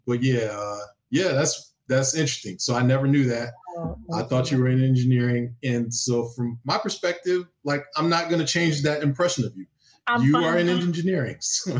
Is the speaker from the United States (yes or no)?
yes; Detroit, Michigan, United States; moved away as an adult; now in Washington, United States; born and raised in Detroit. I don't think, like, I never left Detroit, really. So my entire childhood was in Detroit.